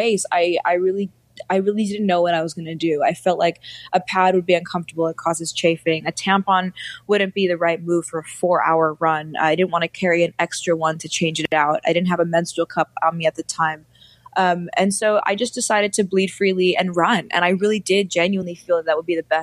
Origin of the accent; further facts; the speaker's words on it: New York City, New York, United States; also born or lived in India; I grew up in New York City